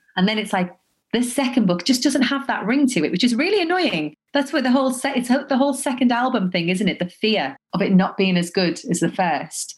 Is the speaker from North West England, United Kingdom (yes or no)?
yes; Liverpool, North West England, United Kingdom; also born or lived in Dubai; now in London, United Kingdom; I'm from Liverpool